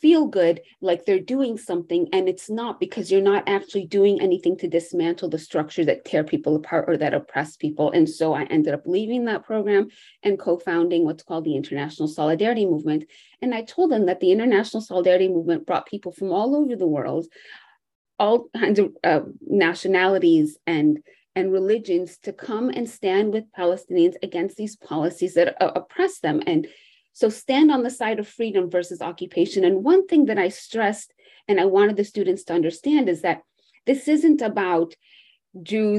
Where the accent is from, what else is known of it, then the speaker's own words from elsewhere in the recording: United States; also born or lived in Jerusalem; my experience growing up in the United States, why my parents came to this country